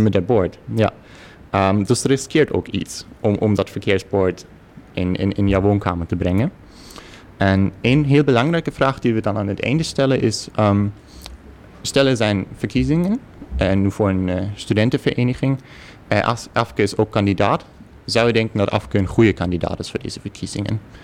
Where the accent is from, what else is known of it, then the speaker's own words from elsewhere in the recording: Germany; Dutch is a second language; moved away as an adult; now in Netherlands; ik uit een heel klein dorpje in, in Duitsland kwam